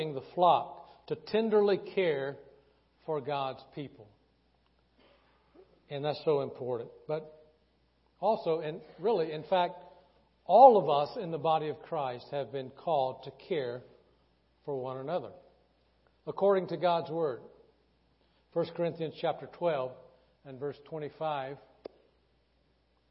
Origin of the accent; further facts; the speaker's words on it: the South, United States; growing up in the South